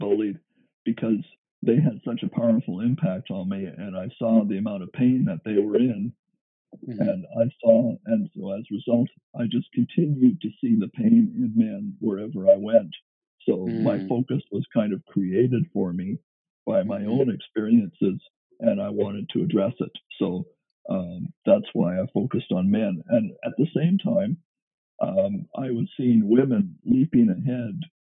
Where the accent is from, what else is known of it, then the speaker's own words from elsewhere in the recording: Canada; being a Canadian